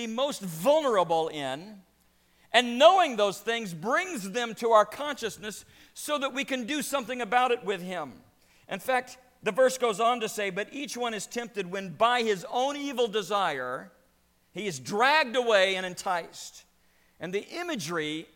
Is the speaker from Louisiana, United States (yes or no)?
yes; Louisiana, United States; I grew up in Louisiana